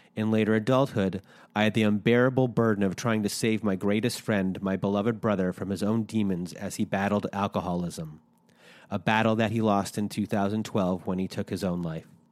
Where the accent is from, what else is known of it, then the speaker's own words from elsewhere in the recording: Canada; we're Canadian